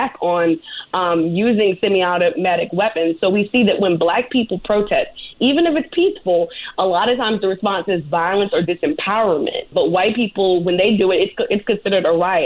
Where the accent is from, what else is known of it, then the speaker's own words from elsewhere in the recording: United States; as an American